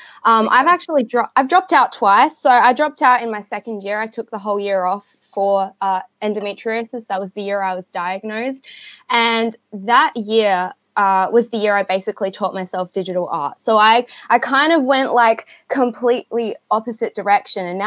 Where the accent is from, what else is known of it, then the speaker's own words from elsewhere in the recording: Adelaide, South Australia, Australia; I'm from Australia. I live in Adelaide, so I'm one state over.